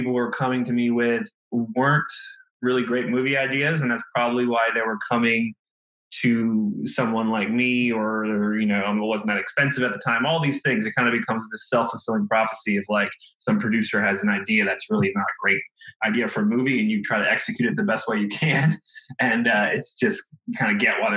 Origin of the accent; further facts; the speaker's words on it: right outside DC, Virginia, United States; moved away as an adult; now in Los Angeles, United States; I grew up in Virginia, right outside DC